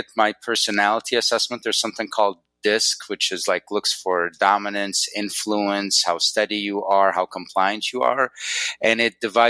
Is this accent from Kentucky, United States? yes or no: no; Northwest Wisconsin, United States; also born or lived in Egypt / Chicago; now in Arizona, United States; my parents are from Egypt, but I grew up in Northwest Wisconsin